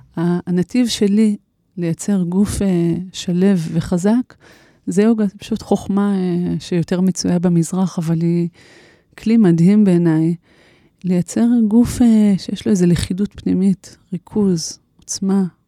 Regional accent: Shoeva, Jerusalem District, Israel; moved away as an adult; אני גדלתי במושב שואבה

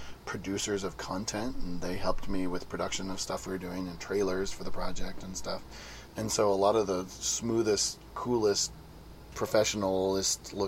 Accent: Santa Cruz, California, United States; I'm from Santa Cruz, California

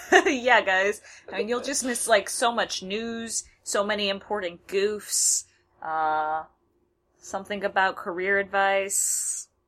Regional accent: United States; I'm an American

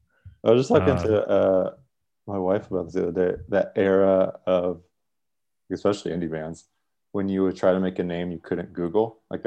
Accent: San Diego, California, United States; San Diego.

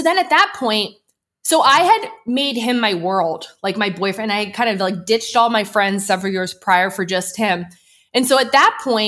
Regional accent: outside of Philadelphia, Pennsylvania, United States; I grew up outside of Philly

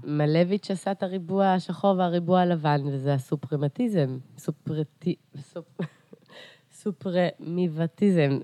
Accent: Beersheba, Southern District, Israel; also born or lived in Carpathians, Ukraine / Eilat; אני עליתי לארץ בגיל שש וחצי. אה, ו... אה, וגדלתי בבאר שבע

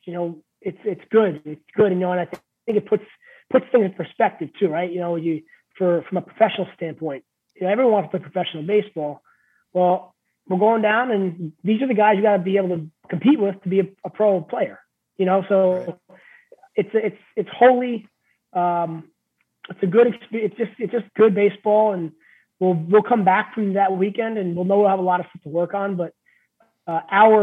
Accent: New York City, New York, United States; now in Maine, United States; I'm originally from New York, right? So I'm from Queens

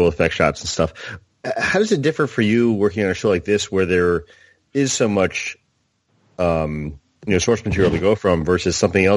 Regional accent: Florida, United States; I grew up down in Florida going to school and was really close to the Space Center

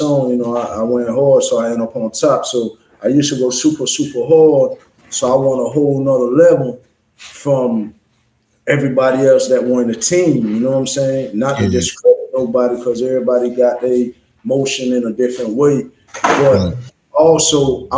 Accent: U.S. Virgin Islands; I'm from the island, so I'm from the Virgin Islands.

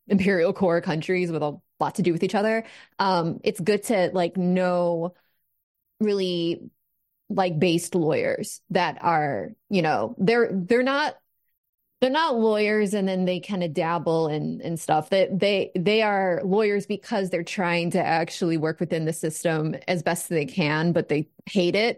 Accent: United States; an American

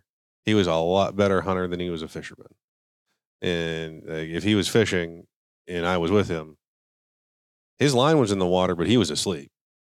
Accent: Butler, Pennsylvania, United States; now in Texas, United States; So, I originally grew up in a small town, Butler, Pennsylvania. It's about 45 minutes due north of Pittsburgh on the western side of the state.

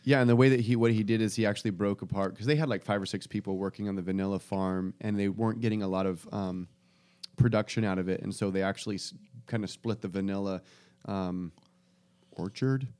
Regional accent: United States; we as an American culture

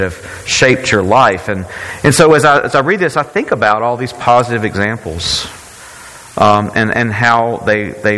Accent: Brookhaven, Mississippi, United States; I had this as a young kid growing up in Faith Presbyterian Church in Brookhaven, Mississippi.

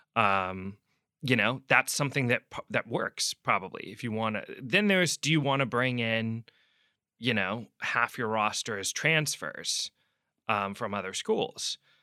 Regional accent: Seattle, Washington, United States; moved away; also born or lived in New York; I'm from Seattle originally

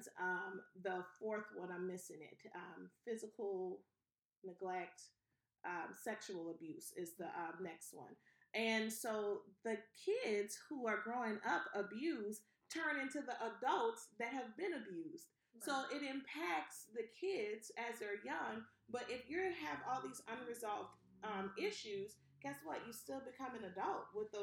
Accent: New Orleans, Louisiana, United States; So I'm originally from New Orleans, Louisiana.

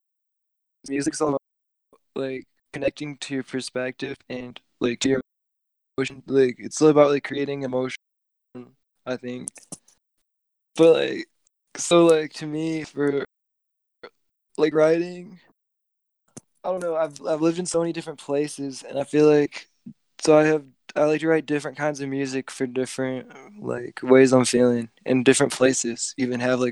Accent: New Baltimore, Michigan, United States; I grew up mostly probably in New Baltimore, which is kind of a small town.

